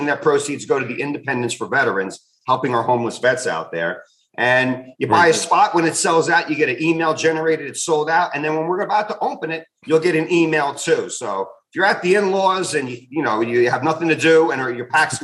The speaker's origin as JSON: {"language": "English", "region": "New Jersey", "country": "United States", "tie": "born or raised there", "said": "it's in Atlantic City, my hometown of Jersey."}